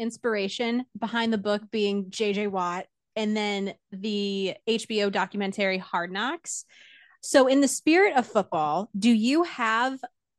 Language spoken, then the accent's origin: English; Buffalo, New York, United States; now in North Carolina, United States; So I was born and raised in that area.